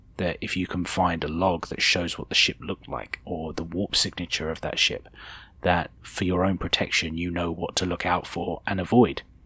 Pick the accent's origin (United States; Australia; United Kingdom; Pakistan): United Kingdom; speaking as a Brit